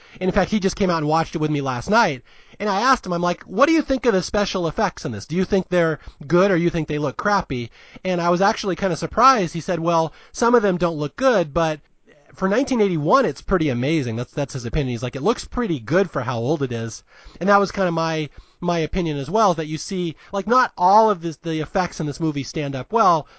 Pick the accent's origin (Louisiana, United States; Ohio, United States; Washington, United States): Washington, United States; Spokane; moved away as an adult; also born or lived in Santa Clara, California; I grew up in Spokane, Washington